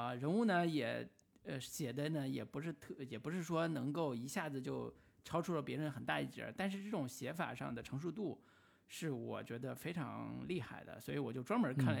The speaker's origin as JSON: {"language": "Chinese", "country": "Taiwan", "said": "我不知道是不是因为我们台湾人民真的是活得特别轻松潇洒"}